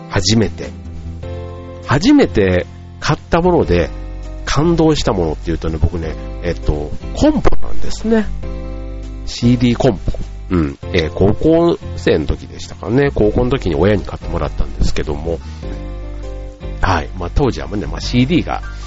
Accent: Osaka, Japan; 僕の場合は大阪に住んでいたんで

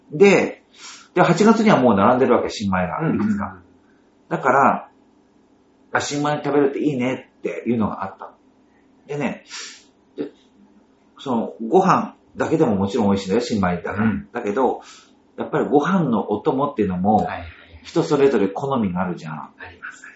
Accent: Ishikawa, Japan; also born or lived in Kanazawa; now in Tokyo, Japan; 僕の田舎は、まあ、石川県

